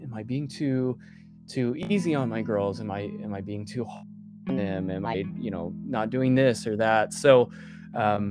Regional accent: Ozark, Missouri, United States; also born or lived in Kansas City; We moved from Kansas City back down to Ozark to be closer to my community, my family

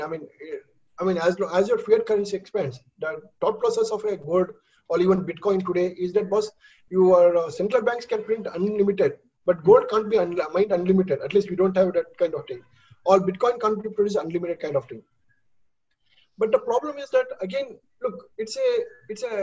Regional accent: India; as an Indian, speaking as Indian

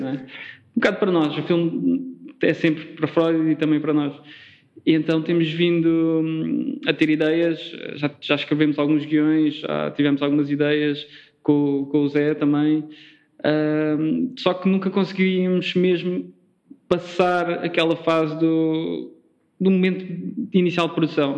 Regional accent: Faro, Algarve, Portugal; moved away as an adult; also born or lived in Lisbon; eu sou de Faro, sou do Algarve, e vim estudar como grande parte de, dos estudantes algarvios vêm estudar para Lisboa

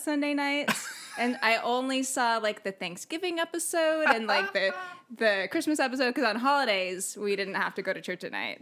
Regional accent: San Diego, California, United States; also born or lived in Belgium; when I was a baby, they came back to San Diego. So I grew up in, like, the East County area

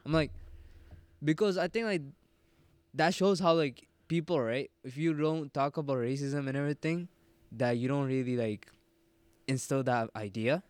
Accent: Egypt; moved away; also born or lived in Jordan / Sri Lanka; most of my schooling was in Egypt

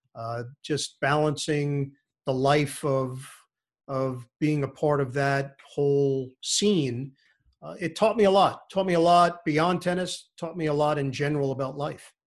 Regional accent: New York City, New York, United States; also born or lived in Rego Park; I grew up in Forest Hills

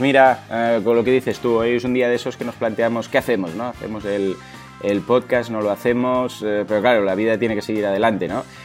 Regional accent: Mataró, Catalonia, Spain; yo soy de Mataró

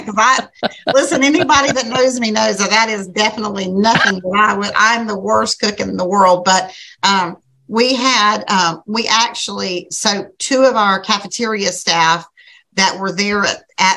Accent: Glades County, Florida, United States; I was raised in Glades County

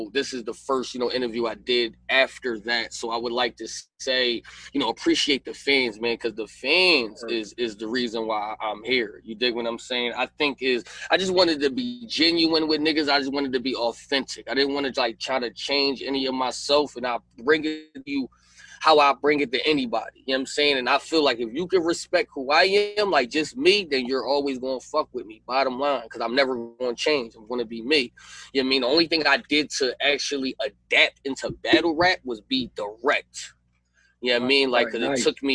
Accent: Philadelphia, Pennsylvania, United States; I'm from Philly

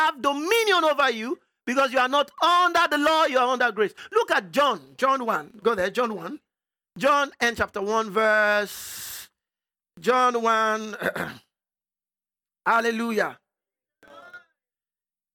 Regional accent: Nigeria; I'm from Nigeria

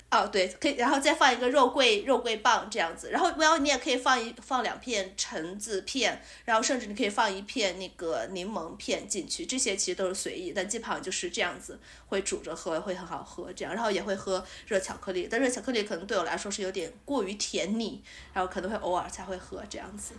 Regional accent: Shaanxi, China; 作为一个陕西人

